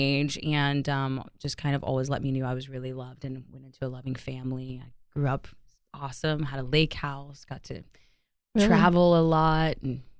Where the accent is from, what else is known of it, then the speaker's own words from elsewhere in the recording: Tulsa, Oklahoma, United States; now in Fort Worth, United States; I grew up in Tulsa, Oklahoma. I was actually adopted when I was 2 weeks old to a loving family.